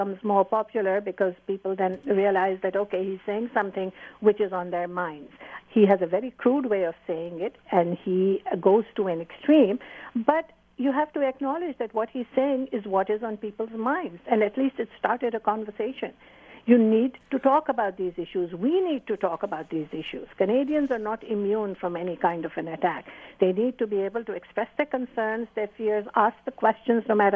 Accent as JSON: {"language": "English", "country": "Pakistan", "tie": "born or raised there", "moved": "yes", "said": "I was born in Pakistan. I grew up with an Islam that was very compassionate and very balanced"}